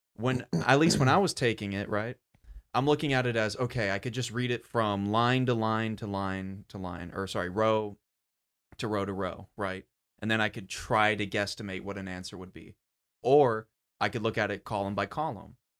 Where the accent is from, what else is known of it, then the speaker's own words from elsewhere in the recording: United States; me being an American